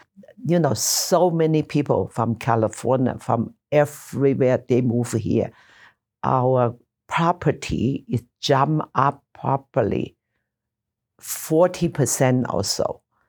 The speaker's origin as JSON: {"language": "English", "town": "Nassau", "region": "New Providence", "country": "Bahamas", "lives_now": "United States", "said": "I enjoy the weather because I'm from Nassau, Bahama. We always have hurricane and always, you know. So I was so happy there are no hurricane here."}